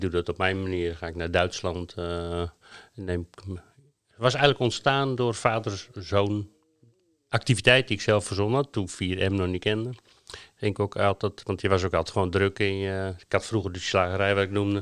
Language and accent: Dutch; Netherlands; moved away; wij als Hollanders